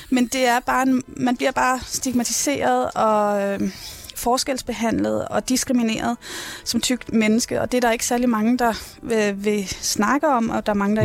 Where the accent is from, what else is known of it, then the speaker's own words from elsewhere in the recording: Rungsted, Capital Region of Denmark, Denmark; jeg er født og opvokset i Rungsted